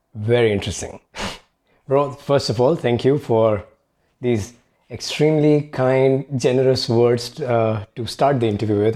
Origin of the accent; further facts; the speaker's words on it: India; moved away as an adult; I grew up in India